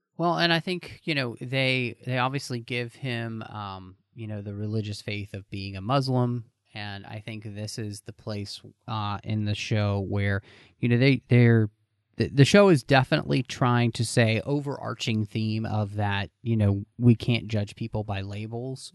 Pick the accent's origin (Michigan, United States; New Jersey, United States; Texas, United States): Texas, United States; growing up in Texas